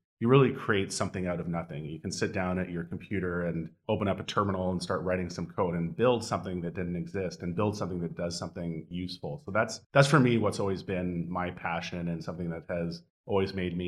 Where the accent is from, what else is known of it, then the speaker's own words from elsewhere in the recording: Edmonton, Alberta, Canada; I grew up in Edmonton, Alberta, which is a very cold and very snowy place in Canada